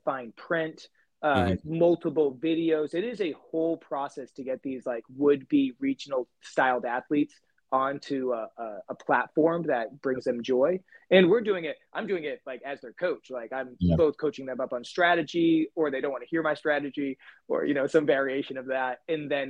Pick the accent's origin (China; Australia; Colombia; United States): United States; New Bedford, Massachusetts; moved away as an adult; now in Merced, United States; I'm originally from New Bedford, Massachusetts, which is just a little bit south of Boston. When I moved here in 2011